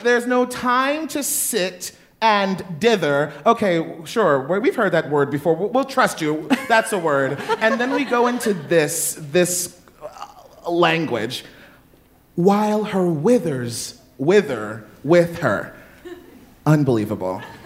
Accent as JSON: {"language": "English", "town": "Baltimore", "region": "Maryland", "country": "United States", "said": "I'm from Baltimore"}